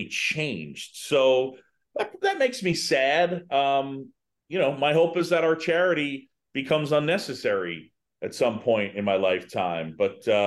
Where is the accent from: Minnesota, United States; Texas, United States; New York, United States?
New York, United States; New York City; moved away as an adult; also born or lived in Philadelphia / Boston; now in Chicago, United States; I was born in Philadelphia. I grew up in New York City. I went to college in Boston